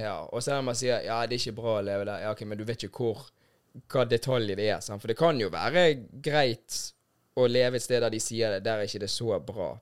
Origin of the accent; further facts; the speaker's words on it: Bergen, Vestland, Norway; also born or lived in Lisbon, Portugal; jeg har vokst opp her i Bergen og er jo fra Norge